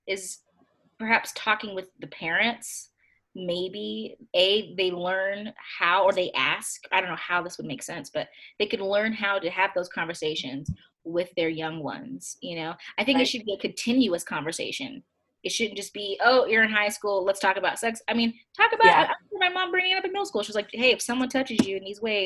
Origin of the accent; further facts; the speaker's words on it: Kentucky, United States; I grew up in Kentucky